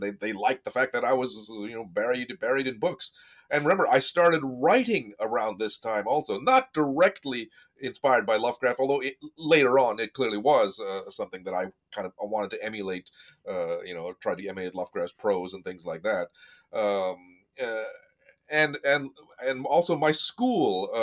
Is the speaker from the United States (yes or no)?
yes; Midwest, United States; also born or lived in India; I came to the U.S. when I was 5, settled in the Midwest